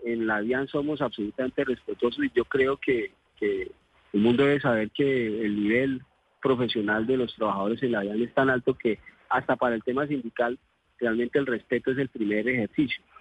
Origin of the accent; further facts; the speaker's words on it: Colombia; como, como colombianos